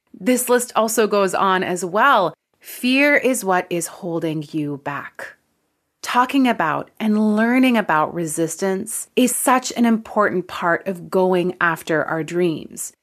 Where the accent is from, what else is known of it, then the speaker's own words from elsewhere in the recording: Canada; I'm Canadian